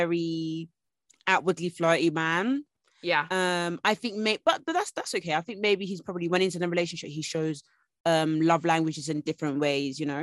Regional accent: Essex, East of England, United Kingdom; I'm from Essex

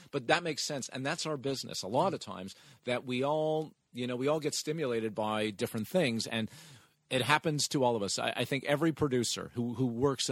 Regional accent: Montreal, Quebec, Canada; moved away as an adult; also born or lived in Toronto; I'm originally from Montreal, and then I went to Toronto

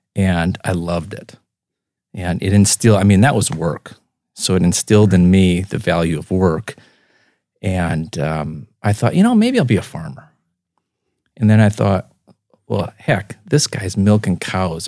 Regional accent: Spirit Lake, Iowa, United States; also born or lived in Sioux Center, Iowa; now in Brandon, United States; born in Sioux Center and, uh, raised in Spirit Lake and, um, moved to Brandon in two thousand

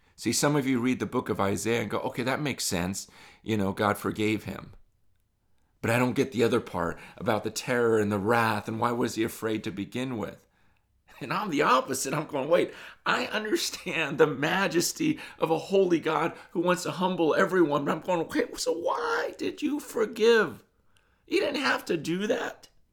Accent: United States; growing up in America

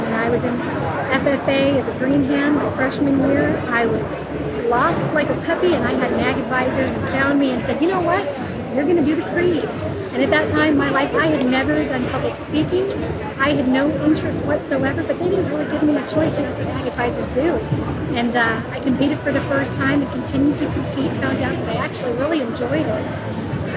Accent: Central California, United States; So I grew up in Central California, smack dab in the middle of California

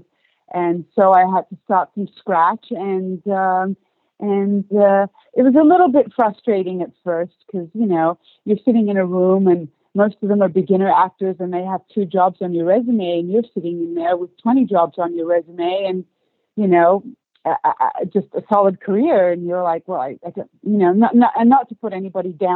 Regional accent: Australia; first language English; moved away as an adult; also born or lived in Istanbul, Turkey / London, United Kingdom; now in Los Angeles, United States; I was born and raised in Australia, but I have Turkish family

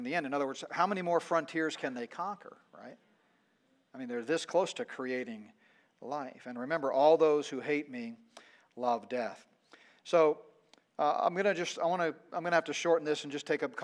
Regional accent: Colorado, United States; my home state, Colorado

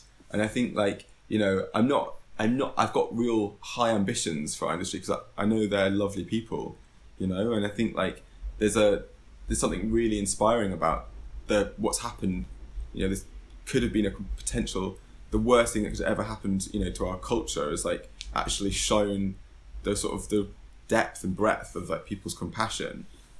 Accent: London, United Kingdom; because you know, this, in some ways growing up in London is a kind of advantage in itself.

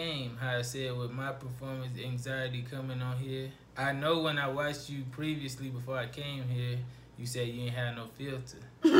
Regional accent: West Texas, United States; And I'm from West Texas.

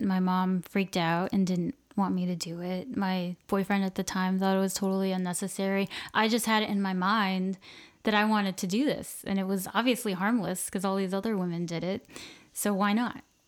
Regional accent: Cape Coral, Florida, United States; I'm from Southwest Florida, uh, from a small town called Cape Coral

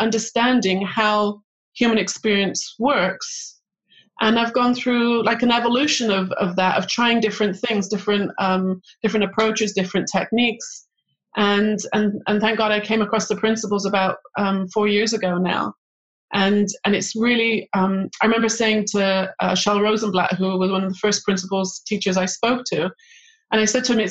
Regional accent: England, United Kingdom; moved away as an adult; also born or lived in Manchester / London; now in Israel; I grew up in England

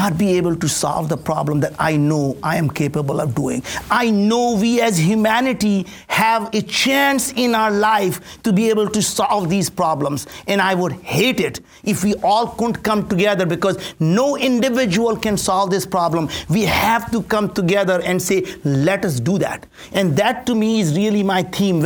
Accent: India; English is a second language; now in United States; I grew up in India with absolutely no food to eat, no place to stay. Came to this country with absolutely nothing. Didn't speak the language

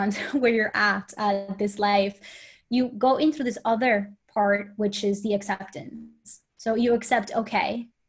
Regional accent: Colombia; English is a second language; moved away; also born or lived in United States / Sweden; I am from Colombia, so I had to move out of Colombia, and then I had to get to the States and learn the language

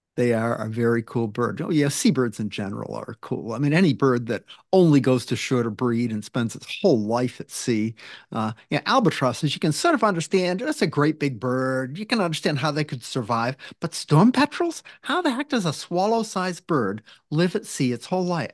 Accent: Maine, United States; now in Washington, United States; I grew up in Maine, and it feels like Maine

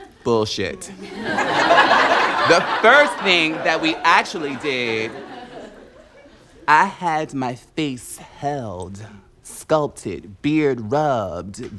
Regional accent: Newark, New Jersey, United States; I'm from Newark, New Jersey

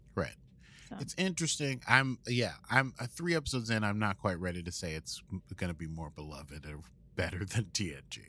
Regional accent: United States; accent: American; My normal American accent

